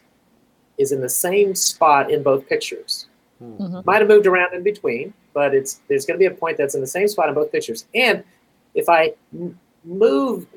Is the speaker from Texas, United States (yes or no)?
yes; Kingsville, Texas, United States; also born or lived in Southern California; now in California, United States; I am a displaced Texan from a small town in South Texas called Kingsville